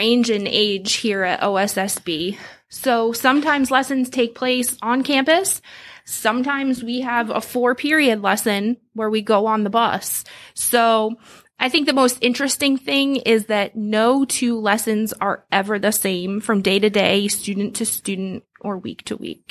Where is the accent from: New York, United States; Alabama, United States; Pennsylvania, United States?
Pennsylvania, United States; just outside of Philadelphia; moved away as an adult; also born or lived in rural Union County; now in Union County, United States; I grew up on the East Coast, just outside of Philadelphia in Pennsylvania